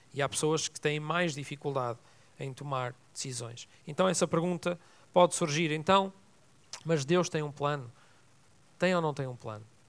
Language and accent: Portuguese; Vila Nova de Gaia, Norte, Portugal; also born or lived in Lisbon; estava numa piscina lá em Vila Nova de Gaia, onde eu fui educado. Nasci em Lisboa, mas fui educado lá em cima